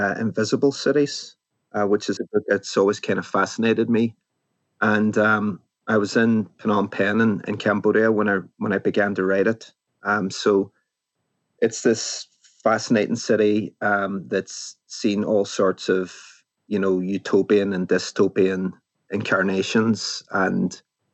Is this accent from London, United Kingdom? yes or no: no; Derry, Northern Ireland, United Kingdom; moved away; the city that I grew up in, which is Derry.